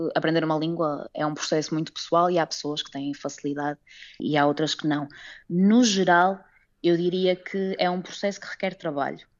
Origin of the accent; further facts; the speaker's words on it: Portugal; moved away as an adult; now in Macau, China; os nossos familiares em Portugal